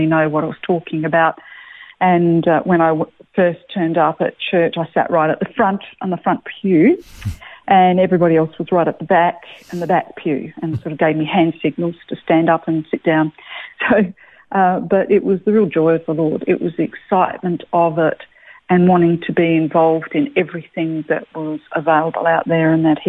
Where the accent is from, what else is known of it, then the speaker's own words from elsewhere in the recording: Adelaide, South Australia, Australia; moved away as an adult; now in Melbourne, Australia; I was born in Adelaide, and so country family, had country farms all over the place